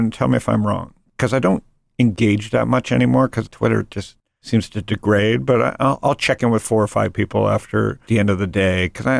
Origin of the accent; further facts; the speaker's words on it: Canada; I'm Canadian and not a tech person